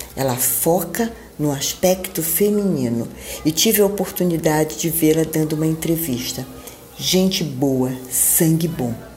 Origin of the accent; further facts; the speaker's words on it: Belém, Pará, Brazil; moved away; Eu estou em Belém do Pará, minha terra natal